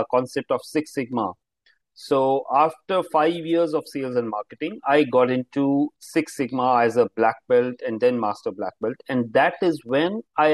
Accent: Himalayan mountains, northern India, India; now in Mumbai, India; I am actually from the Himalayan mountains, a cold place in the north of India

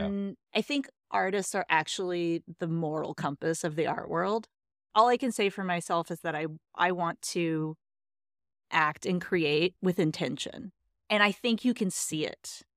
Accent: Texas, United States; I am from Texas

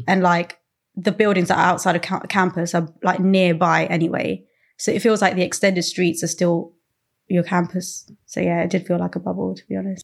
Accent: Croydon, London, United Kingdom; I'm from Croydon.

